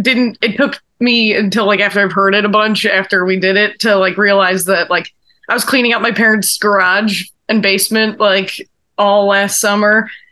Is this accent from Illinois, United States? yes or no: yes; Orland Park, Illinois, United States; also born or lived in Chicago; growing up in Orland Park.